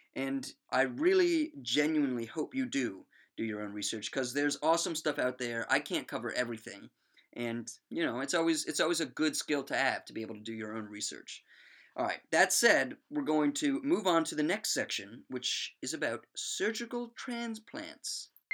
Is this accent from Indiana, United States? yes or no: no; Maryland, United States; my home state of Maryland